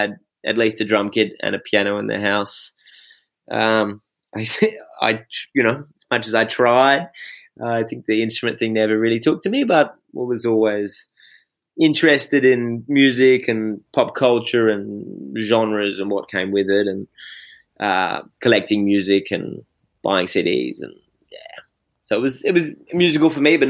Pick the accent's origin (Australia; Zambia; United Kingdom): Australia; Perth, Western Australia; I came up in the southern suburbs around Cannington.